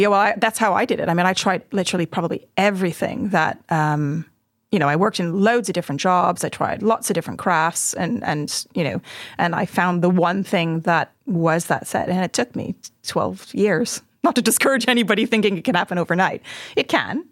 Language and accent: English; Montreal, Quebec, Canada; also born or lived in Hertfordshire; now in Oxford, United Kingdom; I grew up in Montreal in Canada